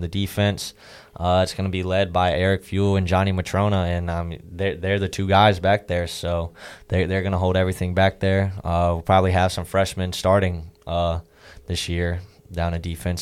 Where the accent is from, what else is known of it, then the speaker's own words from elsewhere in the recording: Virginia, United States; moved away as an adult; I was from Virginia